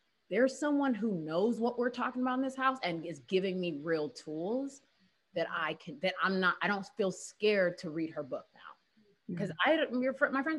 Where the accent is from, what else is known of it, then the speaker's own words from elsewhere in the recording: Houston, Texas, United States; I'm from Houston